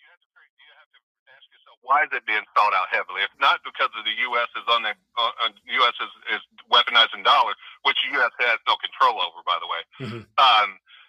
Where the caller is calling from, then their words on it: Oakland, California, United States; Mike, … from Oakland. How you doing, brother?